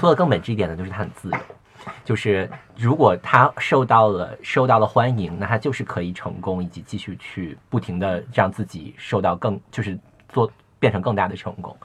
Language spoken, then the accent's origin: Chinese; China; 我是中国人